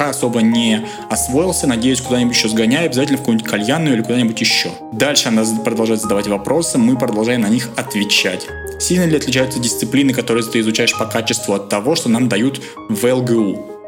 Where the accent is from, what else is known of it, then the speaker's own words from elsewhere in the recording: Russia; Причем у меня на лице не написано, что я русский. Меня частенько спрашивали, типа, откуда ты? Я говорю, я из России.